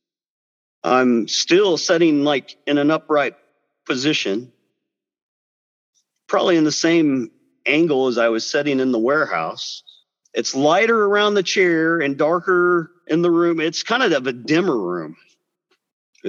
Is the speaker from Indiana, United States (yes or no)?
no; Biloxi, Mississippi, United States; I was born in Biloxi, Mississippi.